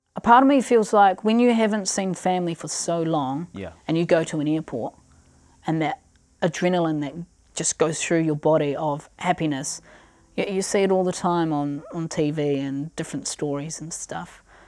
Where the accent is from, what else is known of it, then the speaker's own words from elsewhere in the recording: Christchurch, Canterbury, New Zealand; also born or lived in Pechory, Russia; growing up in Christchurch